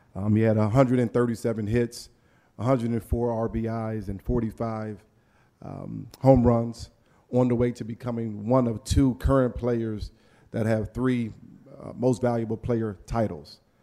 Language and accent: English; Philadelphia, Pennsylvania, United States; I'm from Philly, um, and to be from Philly, you have to be gritty and tough